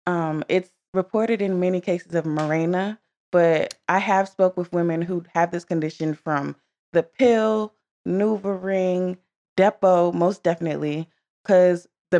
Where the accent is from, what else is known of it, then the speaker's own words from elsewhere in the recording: Maryland, United States; I'm from Maryland.